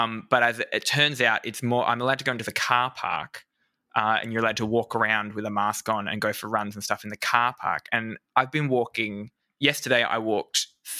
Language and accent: English; Australia; I'm Australian.